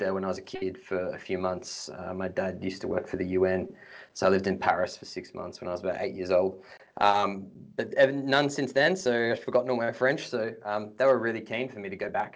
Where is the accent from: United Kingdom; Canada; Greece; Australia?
Australia; also born or lived in Canberra / Adelaide; I grew up in, in Canberra and Adelaide